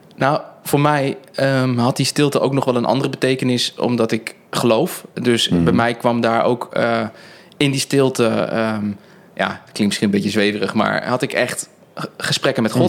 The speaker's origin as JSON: {"language": "Dutch", "country": "Netherlands", "said": "wij natuurlijk als Nederlanders"}